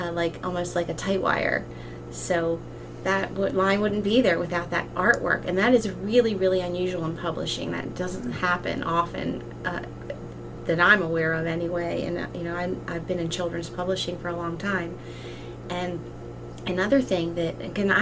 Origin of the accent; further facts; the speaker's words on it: Maryland, United States; my home state